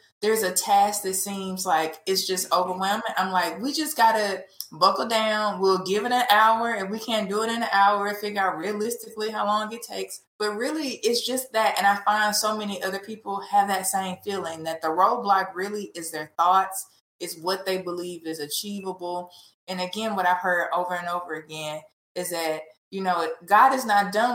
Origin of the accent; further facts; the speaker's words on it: Memphis, Tennessee, United States; growing up in Memphis, the child of two parents who grew up in housing projects